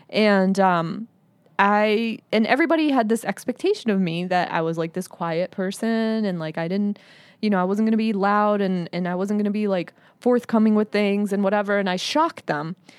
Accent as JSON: {"language": "English", "country": "United States", "said": "I'm Arab American and I'm a Muslim"}